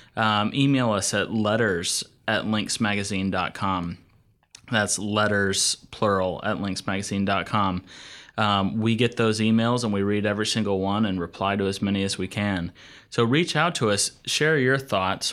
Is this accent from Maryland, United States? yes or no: no; Asheville, North Carolina, United States; Asheville Municipal Golf Course where I grew up, uh, you know, just a course in my hometown